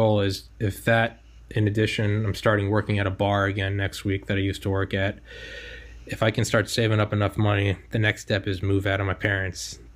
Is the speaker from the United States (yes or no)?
yes; New England, United States; moved away; I'm from New England